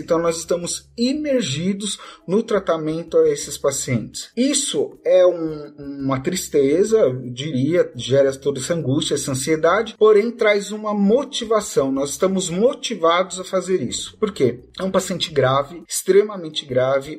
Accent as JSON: {"language": "Portuguese", "town": "Guarulhos", "region": "São Paulo", "country": "Brazil", "said": "sou de Guarulhos, São Paulo"}